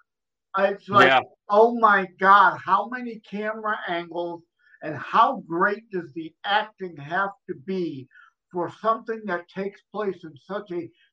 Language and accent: English; Michigan, United States; I'm from Michigan